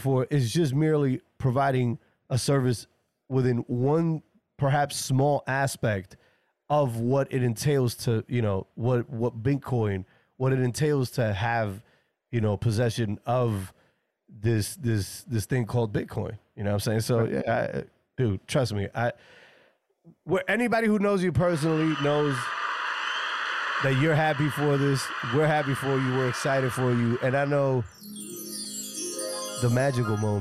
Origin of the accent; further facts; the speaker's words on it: New York City, New York, United States; I'm from New York, right? I'm from New York City